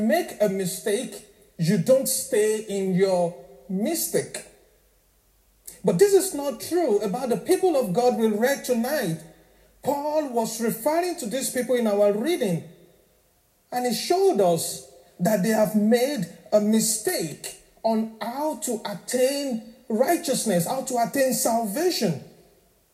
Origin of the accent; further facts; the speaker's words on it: Nigeria; now in Northern Ireland, United Kingdom; I'm originally from Nigeria, so I'm African.